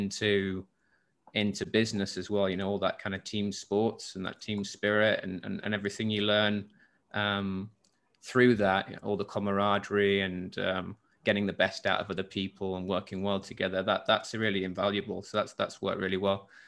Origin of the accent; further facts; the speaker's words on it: Hull, Yorkshire and the Humber, United Kingdom; now in Singapore; I'm from the UK originally, from England, and I grew up in the north of England, in Yorkshire, in a place called in Hull